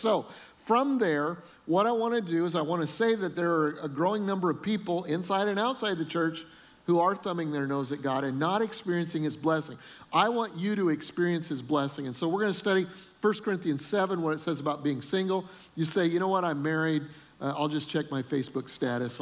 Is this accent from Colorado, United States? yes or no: yes; Colorado, United States; We grew up in Colorado